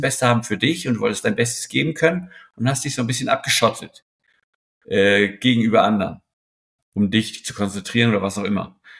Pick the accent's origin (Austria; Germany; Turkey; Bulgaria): Germany; Hamburg; moved away; also born or lived in Switzerland; ich als Hamburger